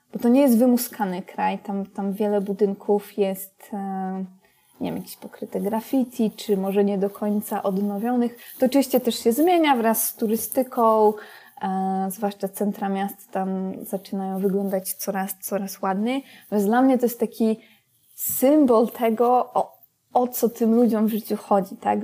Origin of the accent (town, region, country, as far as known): Poland